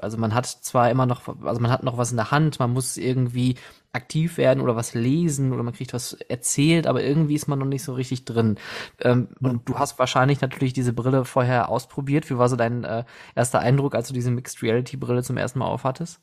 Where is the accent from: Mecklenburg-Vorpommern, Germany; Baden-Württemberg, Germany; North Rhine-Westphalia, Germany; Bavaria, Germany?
North Rhine-Westphalia, Germany; Oberhausen; now in Essen, Germany; ich bin gebürtiger Oberhausener und ich kenne das noch in Zeiten vor dem Zentro, äh, also vor 96